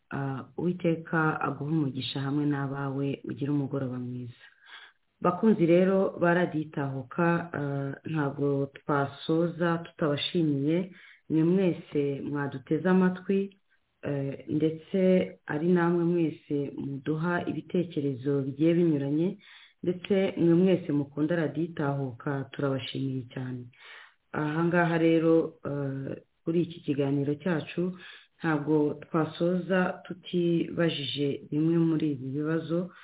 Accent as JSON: {"language": "Kinyarwanda", "country": "Rwanda", "said": "twese turi abanyarwanda"}